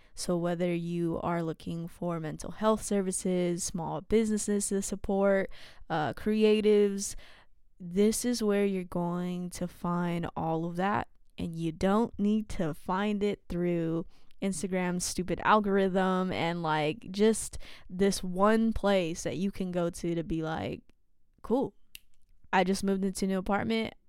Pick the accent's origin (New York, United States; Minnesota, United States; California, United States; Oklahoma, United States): California, United States; San Jose; I grew up in San Jose